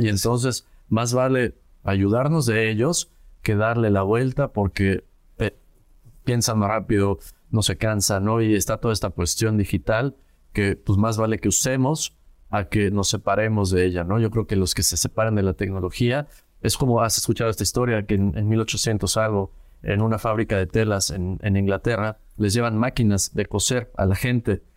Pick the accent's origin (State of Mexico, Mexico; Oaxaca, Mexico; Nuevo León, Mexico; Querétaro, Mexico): Querétaro, Mexico; salir de mi ciudad de origen, yo crecí en Querétaro